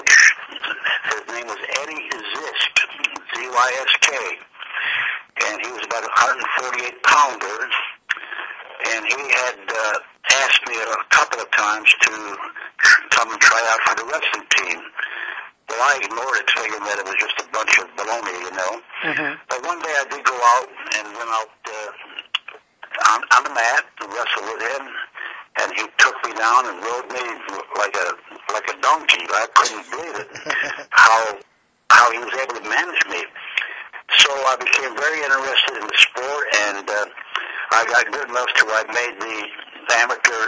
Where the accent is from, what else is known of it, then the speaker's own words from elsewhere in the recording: Utica, New York, United States; moved away as an adult; also born or lived in Memphis, Tennessee; now in Nolensville, United States; my hometown is Utica, New York. I'm born and raised there, and I left there, in the early 50s